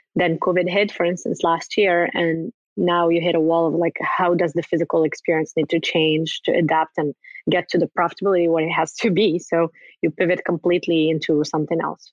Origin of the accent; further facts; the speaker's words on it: Morocco; moved away; I'm originally from Morocco